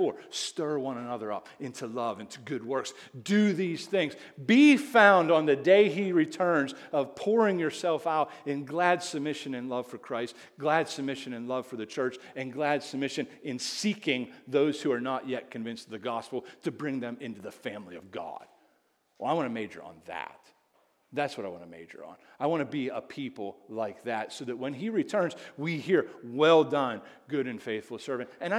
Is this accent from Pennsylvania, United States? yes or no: yes; Indiana, Pennsylvania, United States; I'm from Indiana, PA.